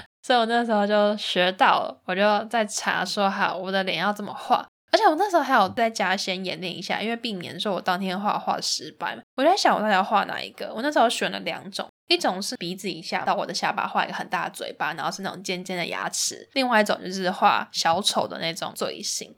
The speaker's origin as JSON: {"language": "Chinese", "country": "Taiwan", "also_born_or_lived": "Netherlands", "moved": "yes", "said": "我也是台湾人"}